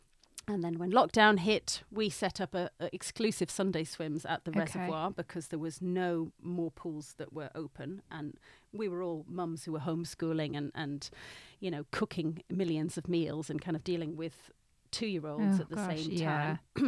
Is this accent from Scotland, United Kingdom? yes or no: no; Newcastle, North East England, United Kingdom; now in London, United Kingdom; Like, I'm from Newcastle, you probably can't really tell.